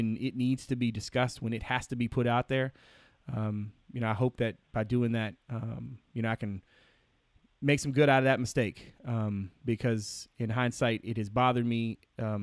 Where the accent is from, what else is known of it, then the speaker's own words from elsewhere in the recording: Emporia, Virginia, United States; also born or lived in Louisa County, Virginia; I'm from Emporia. I grew up around, you know, my school was predominantly black